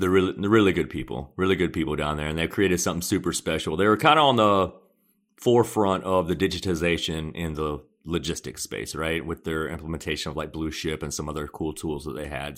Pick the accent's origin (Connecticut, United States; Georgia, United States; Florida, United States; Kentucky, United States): Georgia, United States; Conyers; also born or lived in Seoul, South Korea; I grew up in Conyers, which is a, a small town outside of Atlanta and your traditional Southern upbringing